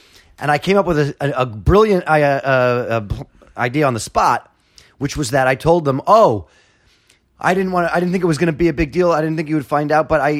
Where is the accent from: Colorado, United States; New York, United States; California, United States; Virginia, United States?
New York, United States; New York City; I went to school on the Upper West Side and I grew up in the Village